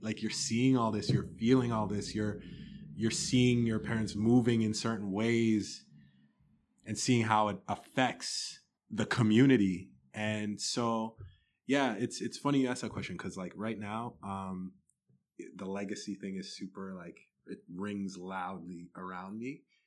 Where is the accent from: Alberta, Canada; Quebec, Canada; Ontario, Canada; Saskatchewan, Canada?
Ontario, Canada; Toronto; also born or lived in Sudbury, Ontario; I was born in Sudbury, Ontario, lived there till I was five, um, then we moved to Toronto